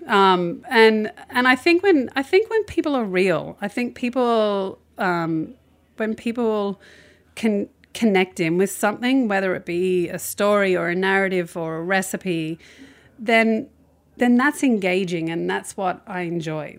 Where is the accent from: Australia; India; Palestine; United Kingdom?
Australia; moved away; as an Australian